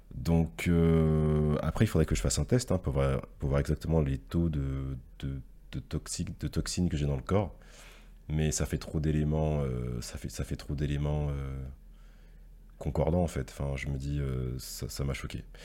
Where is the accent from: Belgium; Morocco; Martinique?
Martinique; moved away as an adult; also born or lived in Paris; je suis un jeune Martiniquais. Et donc du coup, j'ai grandi et je suis né en Martinique